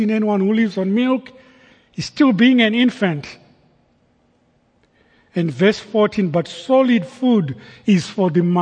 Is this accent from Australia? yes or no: no; Zimbabwe; moved away; Growing up in Zimbabwe in high school